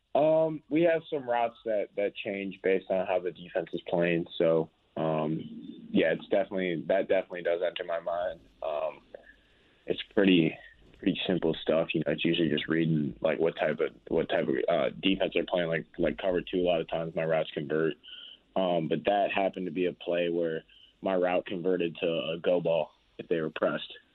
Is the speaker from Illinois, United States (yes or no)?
yes; Chicago, Illinois, United States; moved away; I grew up in Chicago